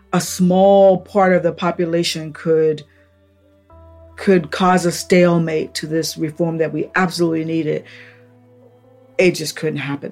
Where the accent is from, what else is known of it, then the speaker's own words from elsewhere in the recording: Upper Marlboro, Maryland, United States; I grew up in Upper Marlboro